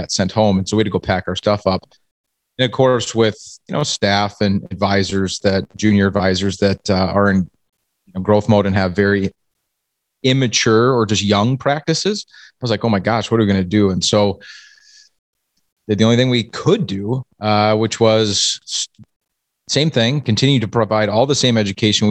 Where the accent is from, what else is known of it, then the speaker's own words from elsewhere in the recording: Iowa, United States; now in Minnesota, United States; I grew up in Iowa, and in Iowa they spell hockey wrestling